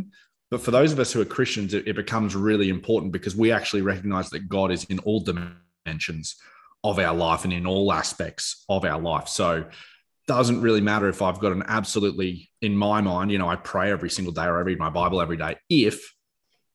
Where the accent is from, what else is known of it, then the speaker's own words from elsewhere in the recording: Australia; we have a responsibility as Australians